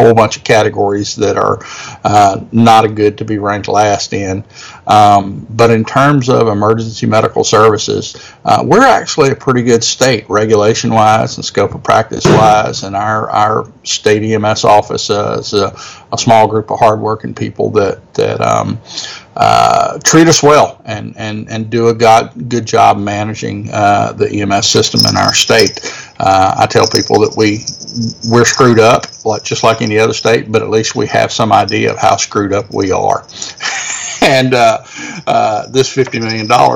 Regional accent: Louisiana, United States; my home state, by gosh, because our state of Louisiana

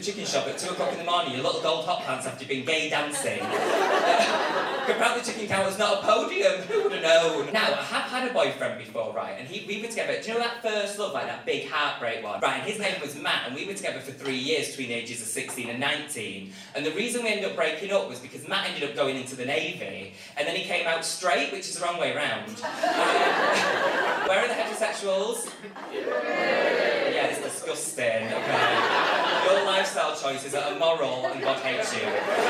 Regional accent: Manchester, North West England, United Kingdom; now in London, United Kingdom; I'm from Manchester originally, but I live in London now, I live in South London, in Oval.

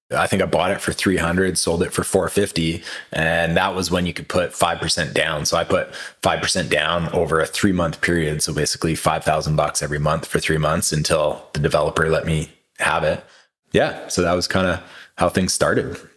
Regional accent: Kelowna, British Columbia, Canada; moved away as an adult; growing up in Kelowna

